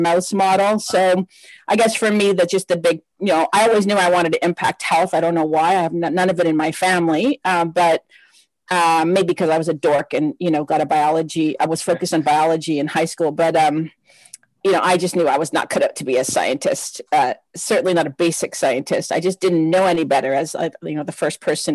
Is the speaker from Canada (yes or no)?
yes; Windsor, Ontario, Canada; moved away as an adult; also born or lived in Lebanon / Australia / Netherlands; now in Toronto, Canada; So, I grew up in Windsor, Ontario, right across from Detroit.